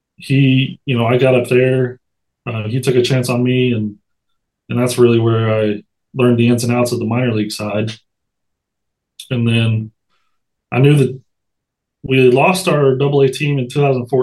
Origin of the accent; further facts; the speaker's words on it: Madison, Alabama, United States; also born or lived in Wisconsin / Hoover, Alabama; I'm from Madison, where the Trash Pandas are now